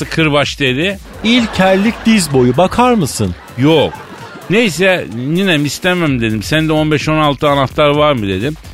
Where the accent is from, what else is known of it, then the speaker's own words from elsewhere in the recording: Elazığ Province, Turkey; Ya ne arar güzelim biz Elazığlıyız kuru iklim çocuğuyuz.